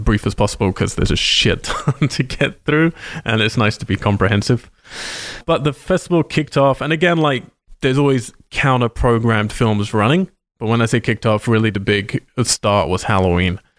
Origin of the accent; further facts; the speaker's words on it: United Kingdom; moved away; I'm British